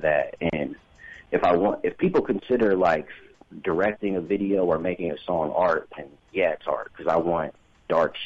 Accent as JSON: {"language": "English", "town": "Fort Wayne", "region": "Indiana", "country": "United States", "said": "I'm actually from Fort Wayne, but I've lived in Indianapolis"}